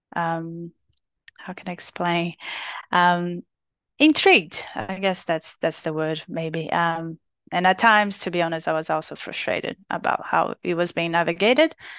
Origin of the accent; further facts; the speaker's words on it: Brazil; English is a second language; moved away as an adult; now in Australia; from Brazil, from my home, country